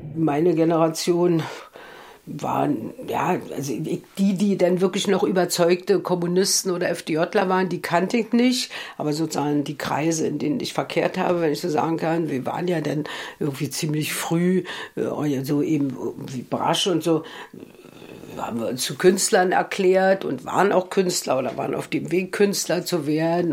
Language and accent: German; Germany; mein Weg als Deutsche und Jüdin, sozusagen als Deutsche